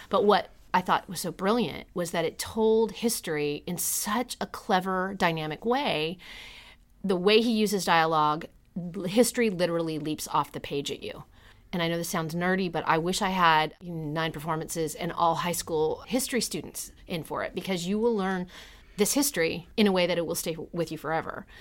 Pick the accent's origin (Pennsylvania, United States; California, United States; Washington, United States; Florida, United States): California, United States; moved away; also born or lived in Charleston; I'm originally from California